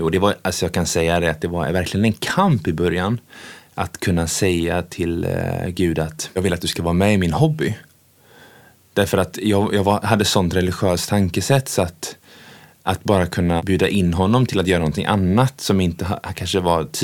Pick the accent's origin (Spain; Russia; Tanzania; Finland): Tanzania; Ja, jag växte upp eh, eh, i Tanzania med mina föräldrar och min pappa var ju väldigt jaktintresserad och är ju fortfarande.